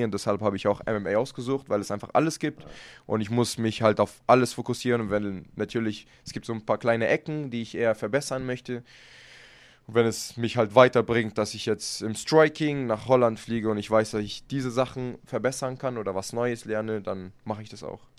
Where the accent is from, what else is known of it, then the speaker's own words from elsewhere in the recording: Germany; Deutschland ist ja meine Heimat. Ich kämpfe auch immer gerne hier